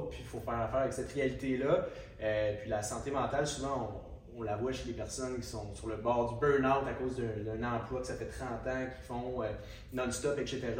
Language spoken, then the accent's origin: French; Quebec City, Quebec, Canada; Je suis l'homme de 21 ans qui vient de Québec